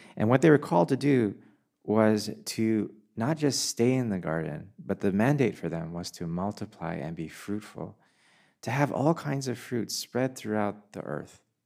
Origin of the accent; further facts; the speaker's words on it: Canada; moved away; also born or lived in England; I have never felt more Canadian than I have when I lived in a foreign country